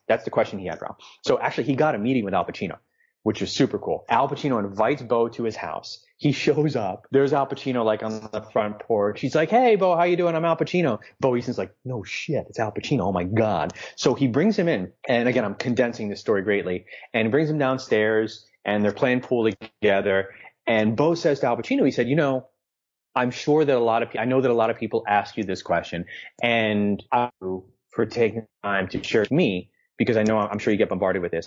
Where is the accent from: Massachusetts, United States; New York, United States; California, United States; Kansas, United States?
New York, United States; New York City; I'm a New Yorker